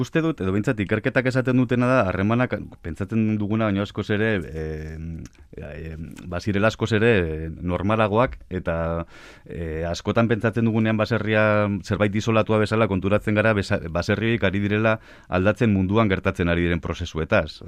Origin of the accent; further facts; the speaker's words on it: Biscay, Basque Country, Spain; now in Álava, Spain; ni abiz, arabarra, bueno, bizkaitarra nes jatorriz, baina araban bizinaiz